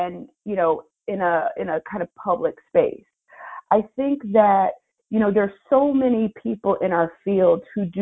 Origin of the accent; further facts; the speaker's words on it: Philadelphia, Pennsylvania, United States; I'm from Philly